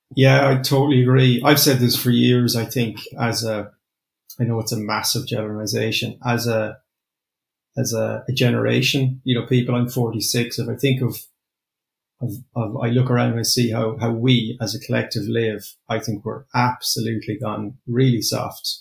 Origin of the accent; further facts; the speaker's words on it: Limerick, Munster, Ireland; I'm from Limerick